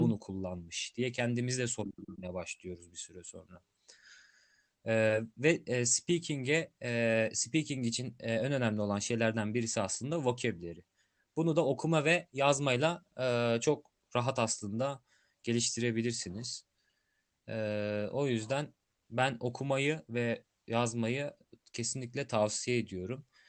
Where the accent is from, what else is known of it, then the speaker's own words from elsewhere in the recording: Turkey; accent: Turkish; biz e, Türk olarak İngilizce konuşan bir insan olarak